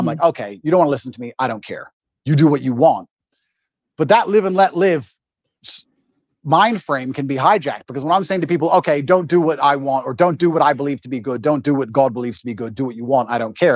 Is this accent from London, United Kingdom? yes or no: no; Luton, East of England, United Kingdom; moved away as an adult; now in Romania; we got moved to England and I grew up in Luton, which is the worst town in England, in an area called Marsh Farm